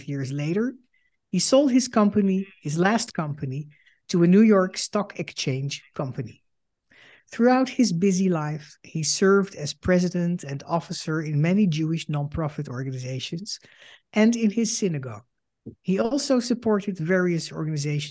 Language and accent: English; Netherlands; moved away as an adult; also born or lived in Holland; now in United States; I am a Dutch Jew and a daughter of Holocaust survivors. In 2006, I emigrated to the United States because of the rising antisemitism in Europe.